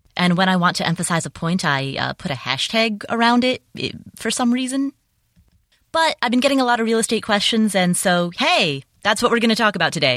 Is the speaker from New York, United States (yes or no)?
no; Cincinnati, Ohio, United States; moved away; also born or lived in Atlanta / Las Vegas; my hometown, Cincinnati